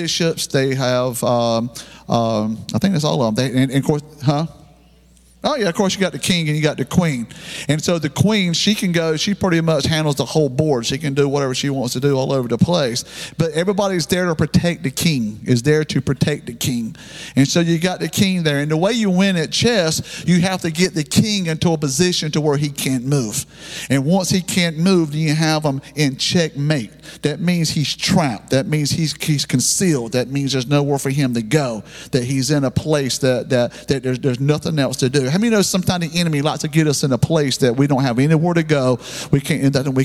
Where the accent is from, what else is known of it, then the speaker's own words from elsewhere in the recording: the South, United States; we're Southerner people down here